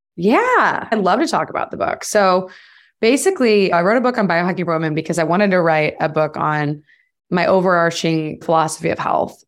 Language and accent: English; United States